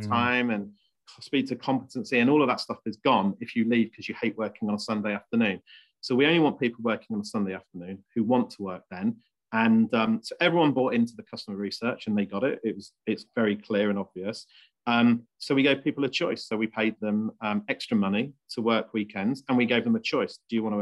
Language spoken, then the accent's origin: English; Leicestershire, East Midlands, United Kingdom; also born or lived in Bristol; I was born in Bristol, brought up in Leicestershire.